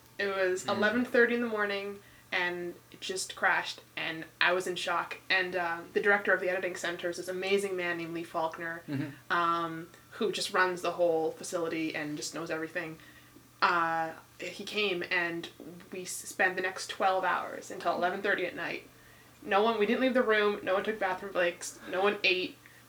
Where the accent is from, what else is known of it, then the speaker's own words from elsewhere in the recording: Ottawa, Ontario, Canada; I'm from Canada originally.